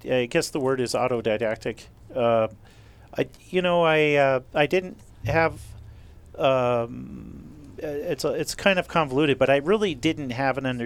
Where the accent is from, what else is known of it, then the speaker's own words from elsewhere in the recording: San Francisco, California, United States; I grew up in San Francisco in the Castro District